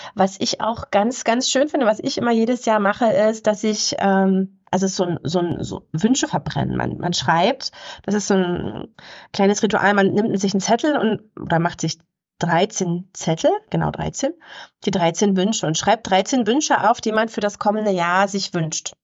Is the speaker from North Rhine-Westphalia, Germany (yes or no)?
no; Havelland, Brandenburg, Germany; im Havelland, wo ich herkomme